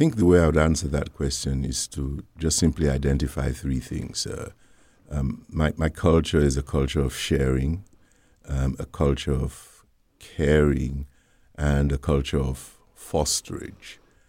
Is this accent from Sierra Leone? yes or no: yes; Freetown, Western Area, Sierra Leone; also born or lived in United Kingdom; now in United States; I was born in Sierra Leone, West Africa, in the city of Freetown, many, many years ago. And I went to my elementary and primary school in Sierra Leone.